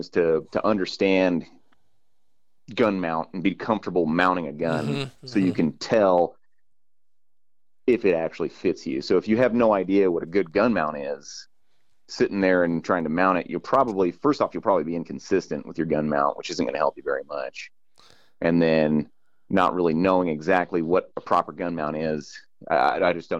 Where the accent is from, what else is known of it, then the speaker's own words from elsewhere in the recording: California, United States; I grew up in California